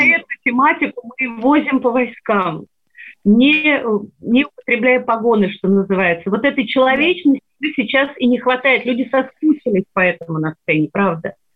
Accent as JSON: {"language": "Russian", "town": "Sevastopol", "region": "Crimea", "country": "Ukraine", "tie": "born or raised there", "moved": "yes", "said": "Я выросла в Севастополе, в городе русской славы"}